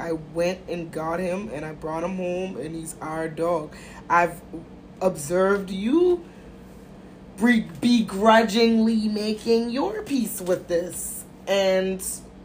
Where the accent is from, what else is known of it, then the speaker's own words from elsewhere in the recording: United States; I'm American